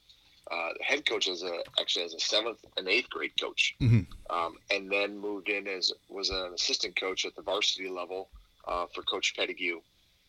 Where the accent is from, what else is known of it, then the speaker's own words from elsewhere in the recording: Cobb, Wisconsin, United States; I'm coming from Cobb, Wisconsin, a town of 400